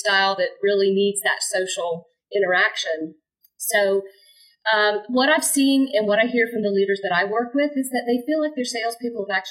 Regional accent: Jacksonville, Florida, United States; right here in my hometown, Jacksonville, Florida

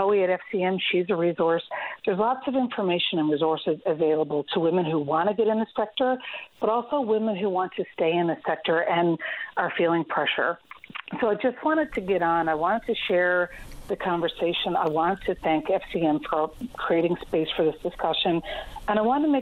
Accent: Canada; my dad spent 30 years leading in my hometown of Bjorn when I grew up there

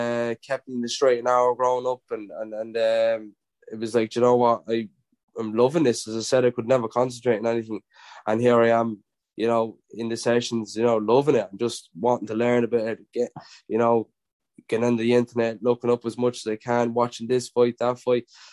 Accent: Drogheda, Leinster, Ireland; it was in my hometown, Drogheda, and had all my friends and family

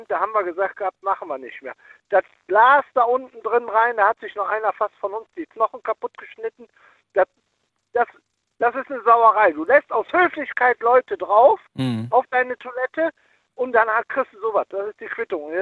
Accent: Cologne, North Rhine-Westphalia, Germany; ich komme aus Köln und da gibt es hier Schäfers Nas und der lange Tünn, mit dem ich Kontakt habe, immer noch.

